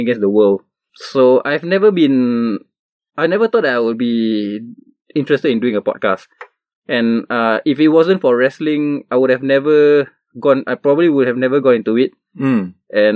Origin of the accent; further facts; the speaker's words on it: Singapore; as a Singaporean, the way we live our lives